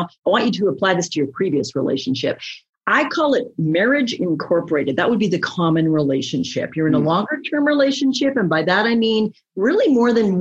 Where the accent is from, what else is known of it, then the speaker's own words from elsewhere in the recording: Canada; I'm Canadian